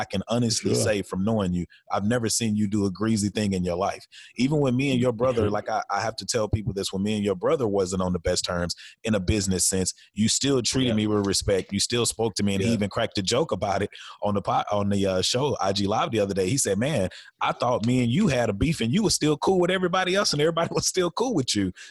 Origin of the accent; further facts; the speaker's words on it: Dallas, Texas, United States; I'm from Dallas